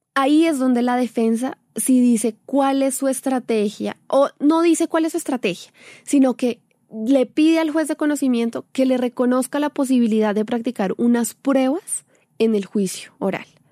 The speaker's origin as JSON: {"language": "Spanish", "country": "Colombia", "said": "nosotros como colombianos"}